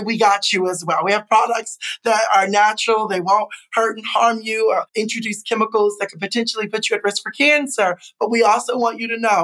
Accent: Chicago, Illinois, United States; I am a U.S. citizen, born and raised in the Midwest, Chicago.

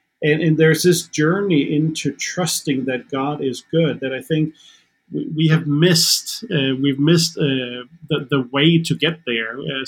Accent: Denmark; first language Danish; English is a second language; now in Nashville, United States; Again, I do speak Danish as my mother tongue, so I can even walk around in a supermarket here in Nashville.

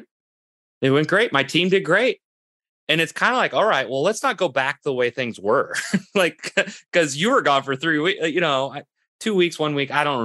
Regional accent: Midwest, United States; Well, I'm from the Midwest too, so it's been a while, because we don't have those here in the Midwest.

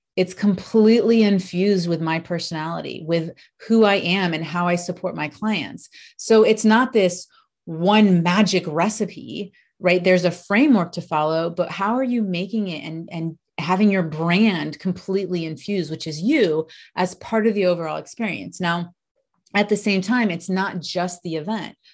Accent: United States; accent: American; I'm American, if you can tell from, I guess, my accent

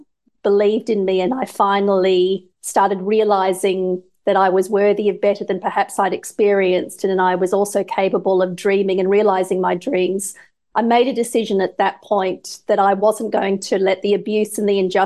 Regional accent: Australia; Growing up in Australia in the 70s

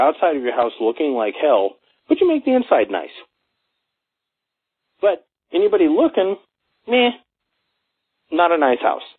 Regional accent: Los Angeles, California, United States; now in Colorado, United States; I grew up in Los Angeles

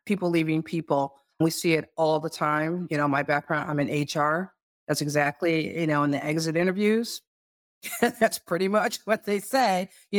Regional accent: Northeast, United States; I'm from the Northeast.

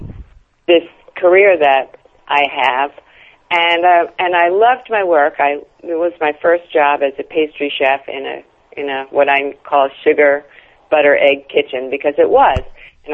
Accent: New York City, New York, United States; also born or lived in Brooklyn / Long Island; I'm a New Yorker. You know, I was born in Brooklyn. I lived in New York my whole life, except for a bit on Long Island

